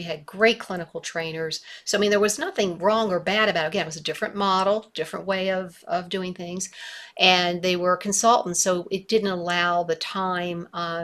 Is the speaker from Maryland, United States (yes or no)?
yes; Baltimore, Maryland, United States; moved away as an adult; now in Missoula, United States; I grew up in Baltimore. I lived there my entire life